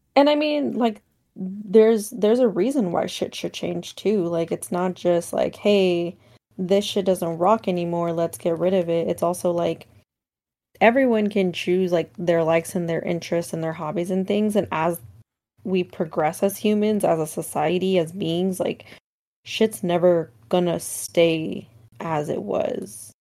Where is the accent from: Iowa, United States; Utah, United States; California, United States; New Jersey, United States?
California, United States; the Bay Area; I'm from the Bay